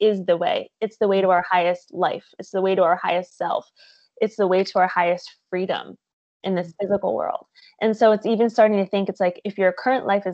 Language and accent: English; Michigan, United States; moved away as an adult; also born or lived in Tampa, Florida; now in California, United States; I am originally from Michigan.